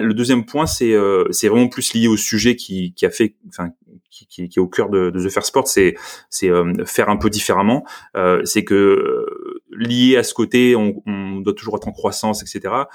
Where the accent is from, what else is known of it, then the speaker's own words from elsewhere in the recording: Marseille, Provence-Alpes-Côte d'Azur, France; moved away as an adult; also born or lived in Paris / Lyon; je suis de Marseille